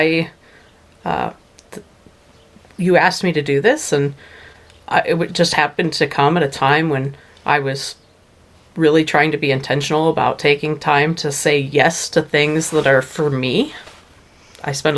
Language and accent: English; Eastern Plains, Colorado, United States; I grew up on the Eastern Plains, mostly in the I-70 corridor, farming